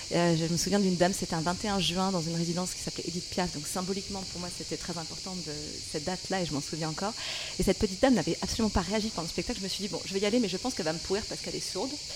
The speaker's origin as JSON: {"language": "French", "area": "the South", "region": "southern France", "country": "France", "said": "je suis du Sud"}